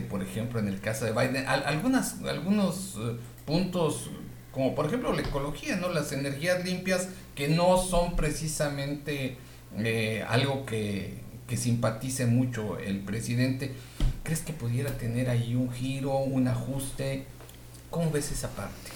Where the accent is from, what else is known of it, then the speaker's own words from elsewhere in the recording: Mexico; Yo lo pienso como mexicano.